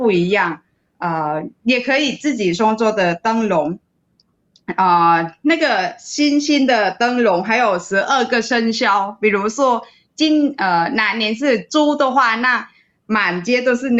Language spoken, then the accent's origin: Chinese; Vietnam; moved away as an adult; now in Taiwan; 小的时候在越南过中秋节的当天，